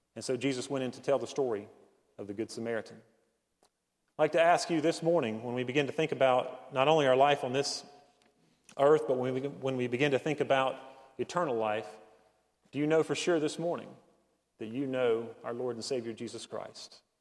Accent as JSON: {"language": "English", "town": "Hendersonville", "region": "North Carolina", "country": "United States", "tie": "born or raised there", "said": "I grew up in Hendersonville, uh, it's not the, the deep mountains, but it is the foothills of the mountains"}